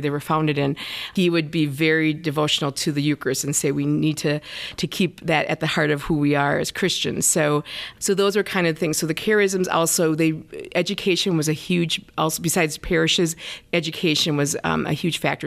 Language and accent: English; Forestville, Wisconsin, United States; moved away; I am from a small town called Forestville, Wisconsin.